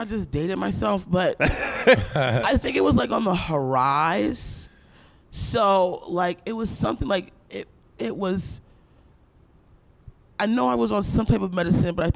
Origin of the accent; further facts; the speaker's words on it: Aberdeen, Maryland, United States; I grew up in Aberdeen, Maryland.